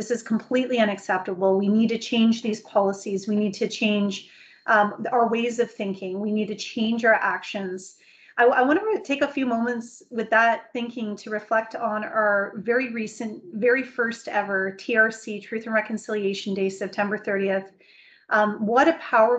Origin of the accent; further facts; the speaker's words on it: Canada; speaking as a Canadian